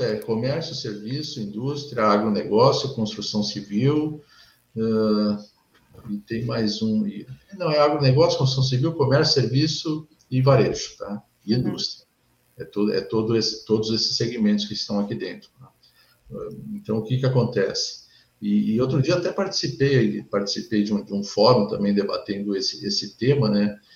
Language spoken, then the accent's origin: Portuguese; São Paulo, Brazil; now in Rio Grande do Sul, Brazil; sou paulista, sou palmeirense, né? Sou engenheiro eletrônico de formação, estou aqui no Sul há, mais tempo do que, do que em São Paulo